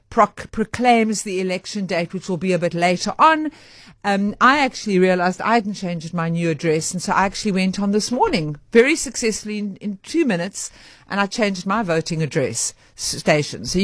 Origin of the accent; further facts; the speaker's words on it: Johannesburg, Gauteng, South Africa; Born and raised in Joburg.